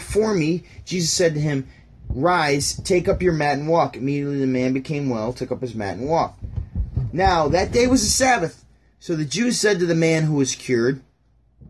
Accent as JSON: {"language": "English", "town": "Syracuse", "region": "New York", "country": "United States", "also_born_or_lived": "Burlington, Ontario / St. Catharines, Ontario", "said": "I'm from Syracuse, New York"}